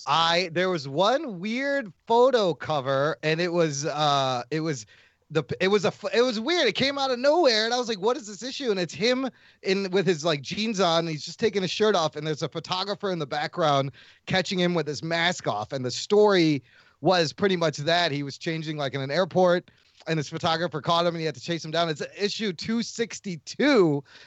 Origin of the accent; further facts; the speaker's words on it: United States; Just because I'm Pakistani doesn't mean I don't belong here. I was born in goddamn America